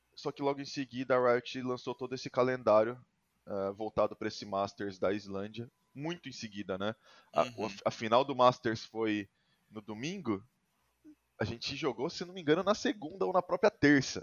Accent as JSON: {"language": "Portuguese", "town": "Sorocaba", "region": "São Paulo", "country": "Brazil", "said": "a minha cidade, que eu sou de Sorocaba"}